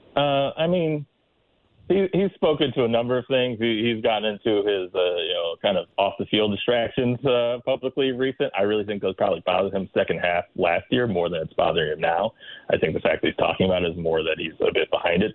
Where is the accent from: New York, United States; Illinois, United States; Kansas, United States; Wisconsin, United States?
Illinois, United States; Chicago; as a Chicagoan